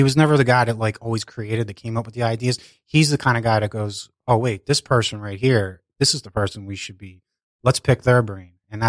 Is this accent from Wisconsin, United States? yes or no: no; Philadelphia, Pennsylvania, United States; I grew up in Northeast Philadelphia.